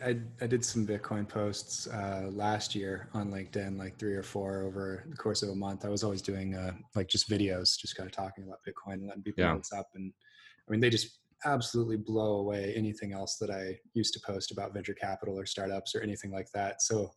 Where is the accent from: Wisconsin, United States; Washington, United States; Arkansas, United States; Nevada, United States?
Washington, United States; Seattle; I grew up in Seattle and went to Shorewood High up on the north side. Parents still live in Edmonds